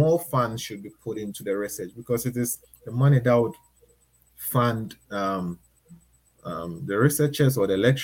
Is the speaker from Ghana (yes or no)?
yes; Ghana; moved away as an adult; also born or lived in Thailand; now in Australia; I moved from Ghana to Thailand and now I'm in Australia.